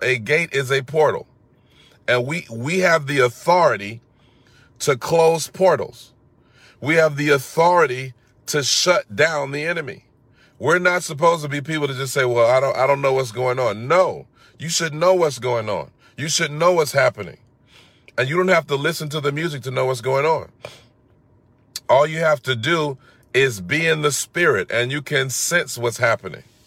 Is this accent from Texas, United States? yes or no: no; Atlanta, Georgia, United States; growing up in Atlanta, we had a very strong music culture